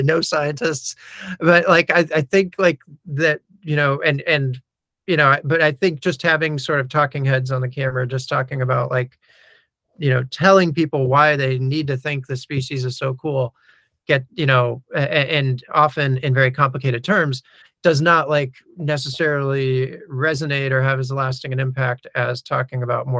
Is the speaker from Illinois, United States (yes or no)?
no; New York, United States; And when I was growing up in New York, we always had these sorts of birds around, or whatever it is.